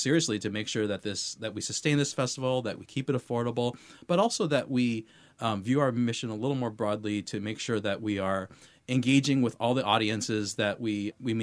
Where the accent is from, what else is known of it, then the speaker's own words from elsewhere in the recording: Seattle, Washington, United States; also born or lived in White Center / Mercer Island; I grew up here in Seattle